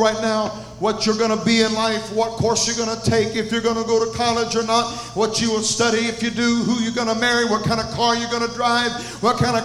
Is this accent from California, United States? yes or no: no; Conyers, Georgia, United States; I come from Conyers, Georgia, one of the cities that make up the metroplex